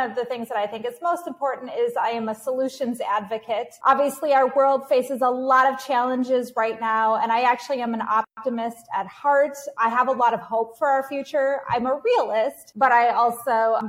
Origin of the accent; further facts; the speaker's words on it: United States; moved away as an adult; also born or lived in Kyiv, Ukraine / Kenya; now in Carthage, Tunisia; I am American